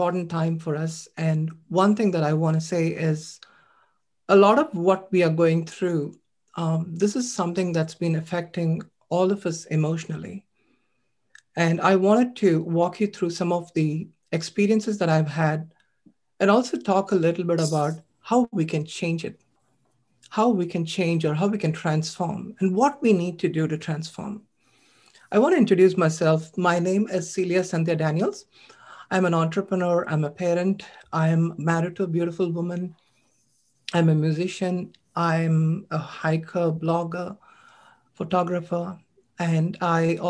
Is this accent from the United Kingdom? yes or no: no; India; moved away; When I was growing up as a child, I was born in India. I'm an Asian immigrant